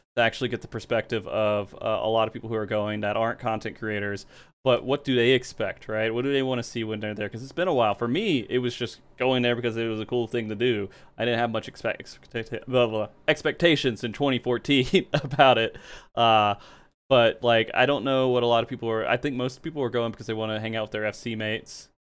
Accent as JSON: {"language": "English", "region": "the South", "country": "United States", "tie": "born or raised there", "moved": "yes", "said": "I grew up in the South"}